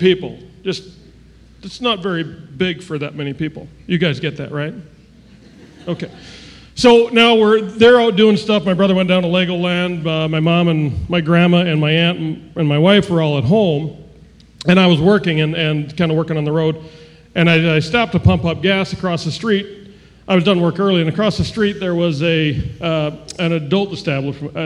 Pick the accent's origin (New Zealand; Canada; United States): Canada; moved away; I was born in Canada.